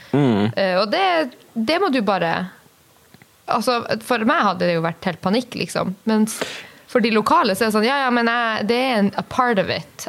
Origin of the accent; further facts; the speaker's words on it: Kirkenes, Finnmark, Norway; moved away; Når jeg er hjemme i Kirkenes og mormor skal lage uh, middag